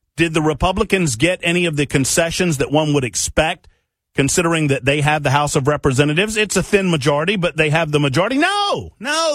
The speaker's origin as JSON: {"language": "English", "region": "Tennessee", "country": "United States", "tie": "born or raised there", "said": "right here in my home state of Tennessee"}